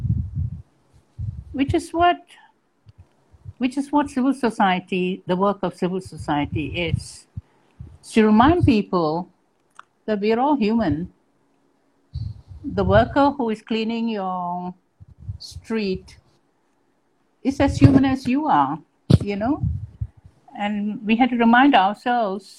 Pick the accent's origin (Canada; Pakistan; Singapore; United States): Singapore; I truly felt like a Singaporean, that I am a Singaporean.